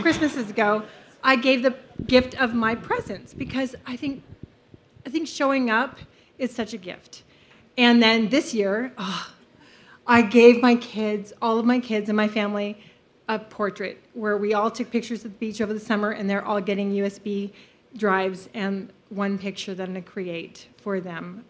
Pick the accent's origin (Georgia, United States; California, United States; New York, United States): California, United States; now in American Fork, United States; I'm from Salt Lake City, but really from California